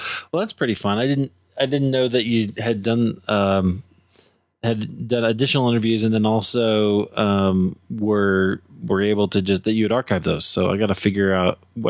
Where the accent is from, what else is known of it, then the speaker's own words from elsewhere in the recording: Iowa, United States; at least I grew up in Iowa, right? So middle of the country